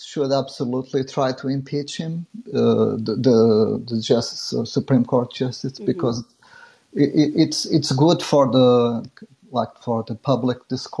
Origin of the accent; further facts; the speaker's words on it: Portugal; I'm actually from Portugal